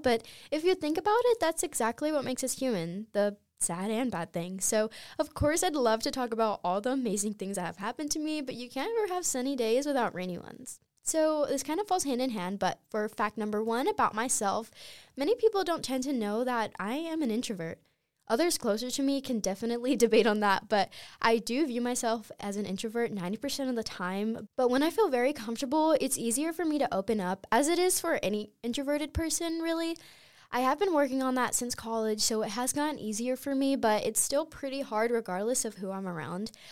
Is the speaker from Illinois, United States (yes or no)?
no; Clinton, North Carolina, United States; moved away; my hometown, Clinton, North Carolina